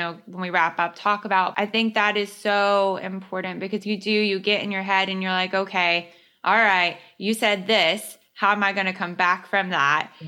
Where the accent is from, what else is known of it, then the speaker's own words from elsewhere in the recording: the South, United States; I was raised in the South